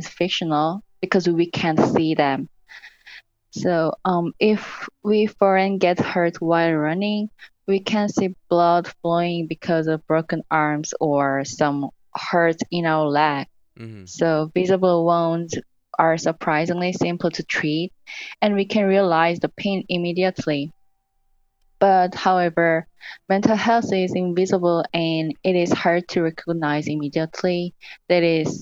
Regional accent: South Korea; moved away as an adult; now in United States; I'm from South Korea

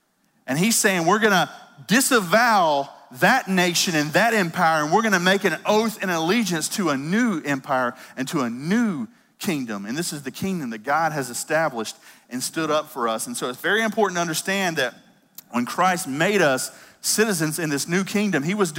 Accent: United States; I'm as American as they are, as they come. I love America, and I'm so glad to be a citizen of this

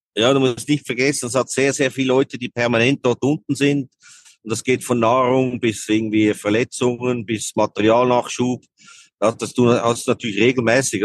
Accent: Switzerland; bei uns in der Schweiz

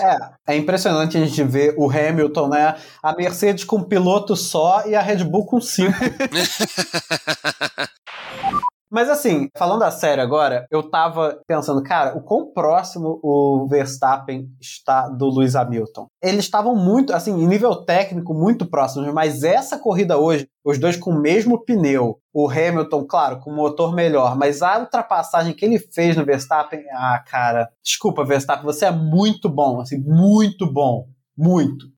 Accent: Brazil; Vem na minha terra, vai falar português

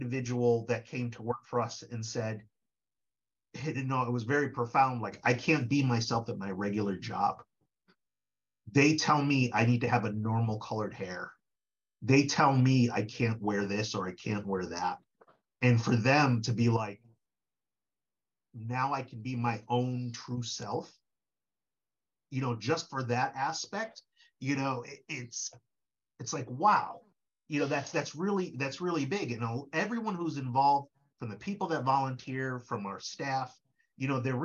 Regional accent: Connecticut, United States; also born or lived in Parkville, Hartford / New York; I was born and raised in Connecticut

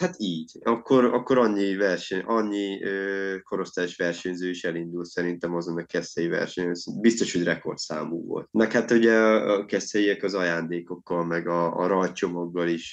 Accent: Szeged, Csongrád-Csanád, Hungary; én például ugye szegedi vagyok

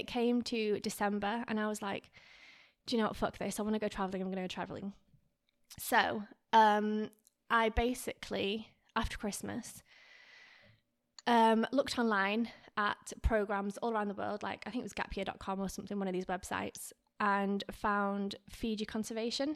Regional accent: Lancaster, North West England, United Kingdom; moved away as an adult; also born or lived in Garstang / Australia; now in Miami, United States; I was born in Lancaster, but I actually grew up in a small town called Garstang.

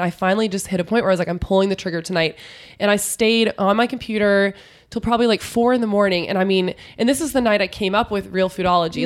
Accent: San Antonio, Texas, United States; I grew up in San Antonio, which is an hour outside of Austin

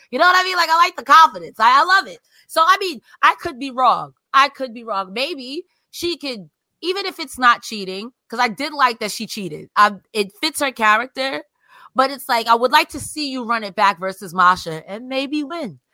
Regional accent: New York, United States; I'm from New York

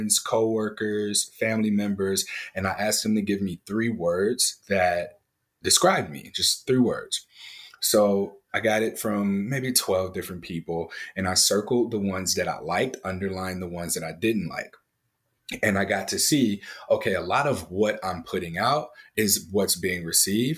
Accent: St. Louis, Missouri, United States; I grew up in St. Louis, Missouri

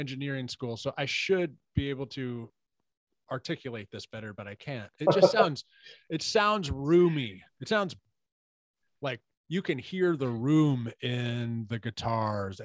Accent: Houston, Texas, United States; I'm from Houston, man. We're South. We're Southern.

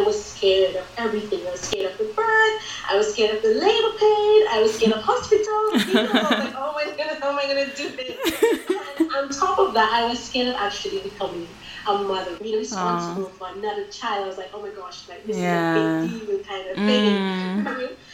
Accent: St. Vincent & Grenadines; now in United Kingdom; I am from the Caribbean island of St. Vincent and the Grenadines originally

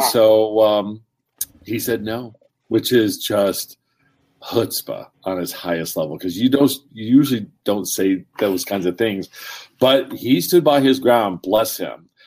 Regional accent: Warren, Pennsylvania, United States; also born or lived in California; originally from Warren, Pennsylvania, So I was um, born in California, but fortunately my parents were divorced, so we went to this small little town

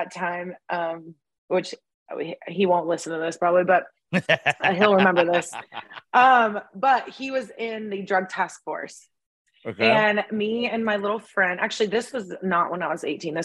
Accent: Bell Buckle, Tennessee, United States; I was raised also my biggest memories, of course, were in a small town in Bellbuckle, Tennessee

